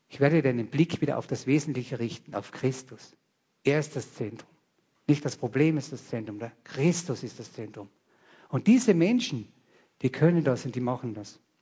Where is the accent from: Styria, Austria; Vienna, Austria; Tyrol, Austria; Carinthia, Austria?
Carinthia, Austria; ich bin ein Kärntner